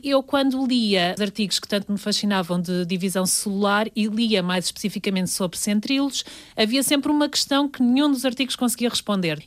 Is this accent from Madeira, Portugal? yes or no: no; Lourinhã, Lisbon, Portugal; moved away as an adult; also born or lived in Porto; Eu sou da Lornhã